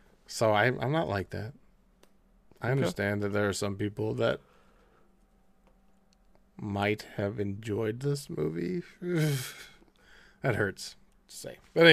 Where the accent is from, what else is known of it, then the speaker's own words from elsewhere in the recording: Streetsboro, Ohio, United States; I'm from Streetsboro.